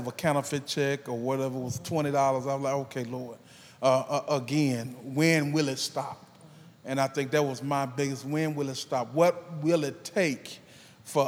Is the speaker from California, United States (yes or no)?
no; Mississippi, United States; I'm from Mississippi